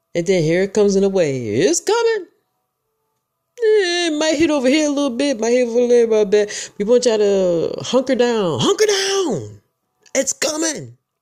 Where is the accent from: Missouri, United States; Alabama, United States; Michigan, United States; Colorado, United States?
Michigan, United States; now in Georgia, United States; I'm from Michigan, born and raised